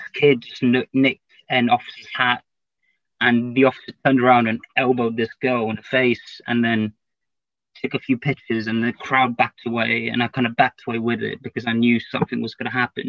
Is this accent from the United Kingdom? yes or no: yes; London, United Kingdom; also born or lived in Cardiff; I'm from East London